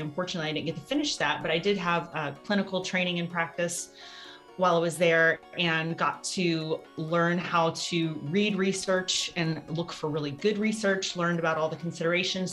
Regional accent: Louisiana, United States; moved away; also born or lived in Ohio; I did grow up on a farm, about a 50 acre farm in Louisiana.

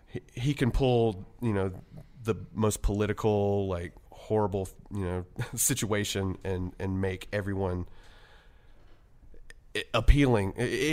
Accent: the South, North Carolina, United States; growing up in the South.

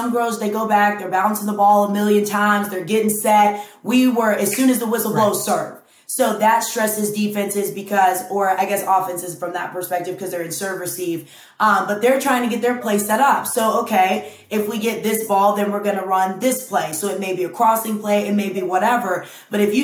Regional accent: Lawrenceville, Georgia, United States; moved away as an adult; also born or lived in Wisconsin; now in Atlanta, United States; I'm from Lawrenceville

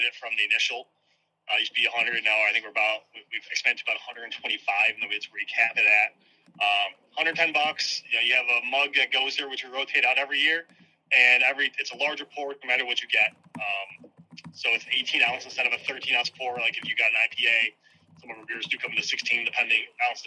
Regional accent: South Florida, United States; moved away; also born or lived in Syracuse, New York; I was born in South Florida. My dad moved down there, my mom, when they were younger

